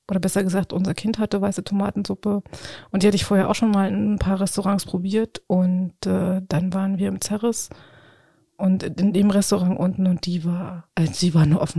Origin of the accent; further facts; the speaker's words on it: Brandenburg, Germany; Ich liebe das. Ich komme aus dem Spreewald.